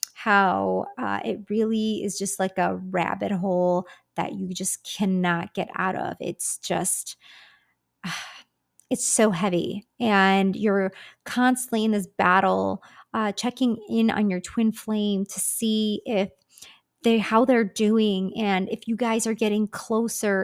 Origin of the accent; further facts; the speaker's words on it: Michigan, United States; moved away as an adult; now in Dallas, United States; I'm originally from Michigan and moved out to Dallas, Texas back in October of twenty twenty-two